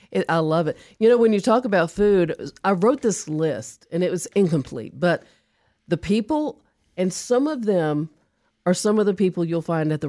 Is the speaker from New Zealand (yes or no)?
yes; New Zealand; I'm from New Zealand.